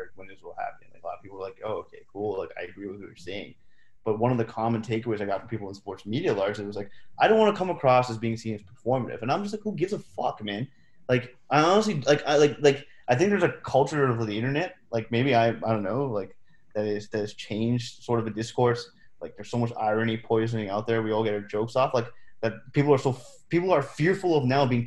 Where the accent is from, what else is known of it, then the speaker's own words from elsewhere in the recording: Canada; my experiences as a brown person growing up in Canada